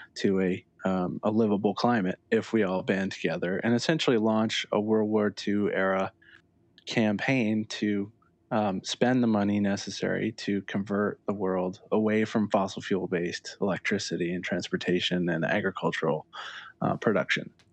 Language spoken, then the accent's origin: English; Lakeville, Connecticut, United States; I grew up in Lakeville, which is in the northwest corner